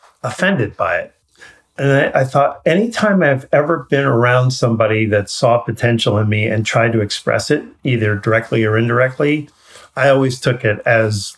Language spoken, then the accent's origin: English; New York, United States; I grew up in New York